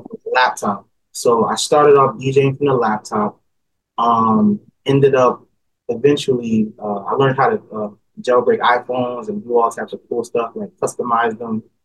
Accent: Newark, New Jersey, United States; also born or lived in East Orange, New Jersey; I was born and raised in New Jersey, uh, in a city called Newark.

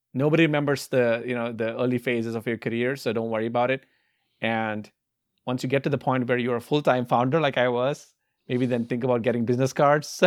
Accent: India; moved away as an adult; now in United States; I grew up in India

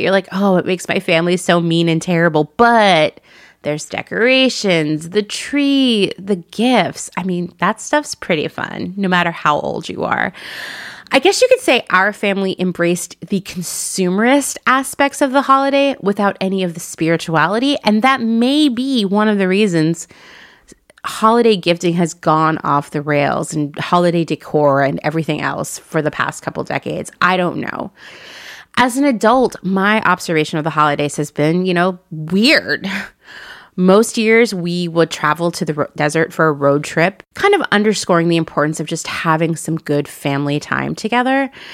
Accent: Portland, Oregon, United States; moved away; my former home, the place I think of as my hometown, Portland, Oregon

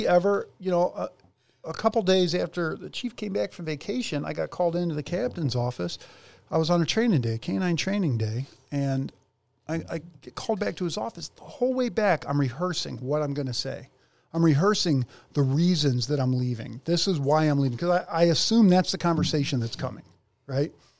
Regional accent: North Ridgeville, Ohio, United States; North Ridgeville, Ohio

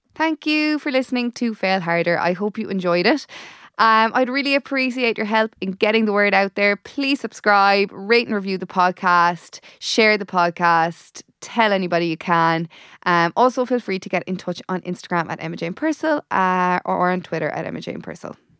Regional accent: Tipperary, Munster, Ireland; moved away; I'm from Tipperary

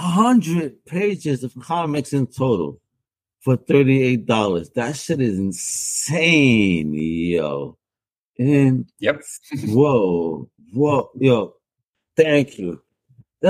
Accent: Puerto Rico; I'm Puerto Rican

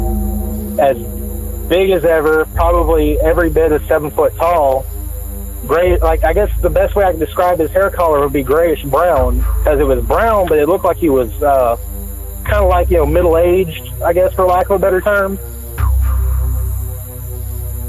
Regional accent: Woodville, Texas, United States; where I grew up in Woodville, Texas

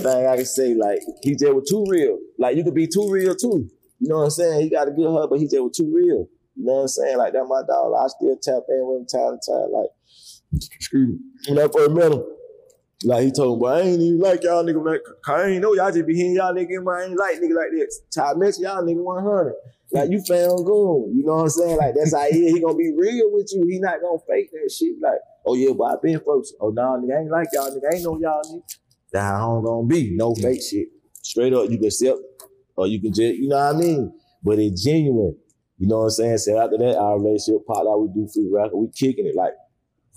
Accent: Atlanta, Georgia, United States; I was born and raised in Atlanta

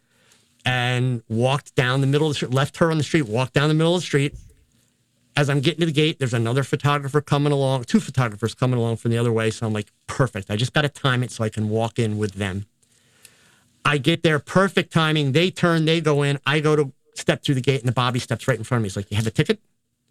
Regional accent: United States; being an American

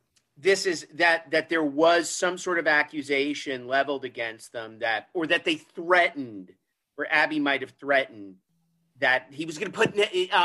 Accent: Southern Vermont, United States; I grew up in Southern Vermont.

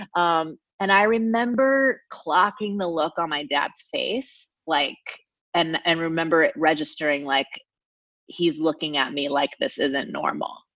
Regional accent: Anaheim, California, United States; I grew up in Orange County, California, okay. um, which is about an hour south of LA, in Anaheim specifically

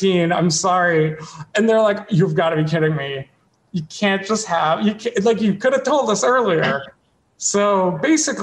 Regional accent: Ottawa, Ontario, Canada; moved away as an adult; now in United States; I am from Ottawa, Canada, where like I grew up.

